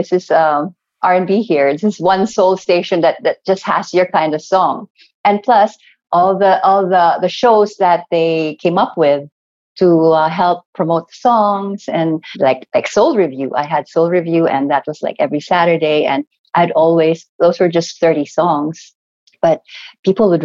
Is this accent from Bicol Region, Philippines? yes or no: no; Cebu, Central Visayas, Philippines; I'm from Cebu also